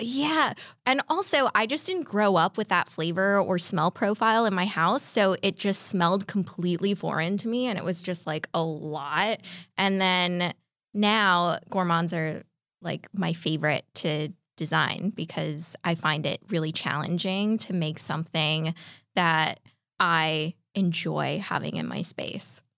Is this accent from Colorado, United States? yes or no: no; California, United States; I grew up in California